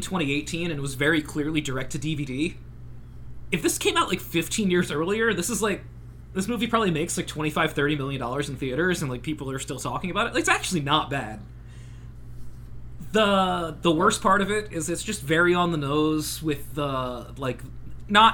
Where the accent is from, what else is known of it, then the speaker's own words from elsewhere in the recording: the South, United States; Excuse my accent. I'm from the South